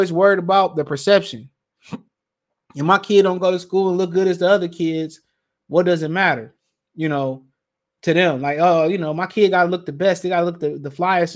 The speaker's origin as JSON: {"language": "English", "town": "Detroit", "region": "Michigan", "country": "United States", "also_born_or_lived": "Montgomery", "said": "I'm from Detroit."}